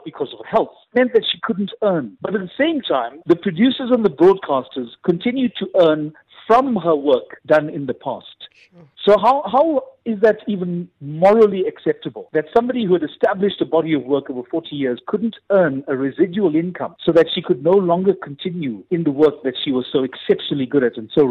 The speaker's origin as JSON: {"language": "English", "country": "South Africa", "said": "we also don't even have a right to earn royalties on our work as South African actors."}